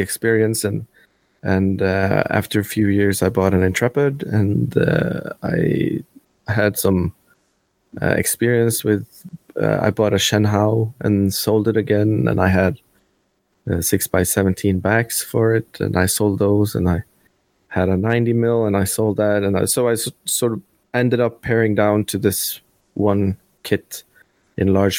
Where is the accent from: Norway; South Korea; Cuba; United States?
Norway; I'm actually from Norway